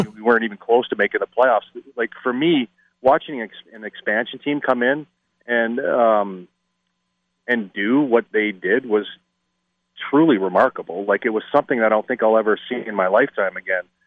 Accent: Canada; I'm Canadian

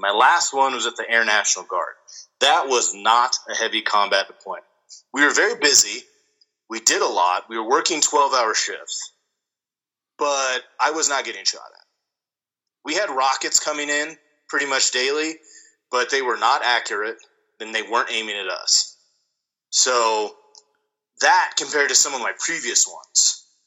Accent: near Laramie, Wyoming, United States; the Matthew Shepard case happened in Wyoming, but it happened very close to my hometown

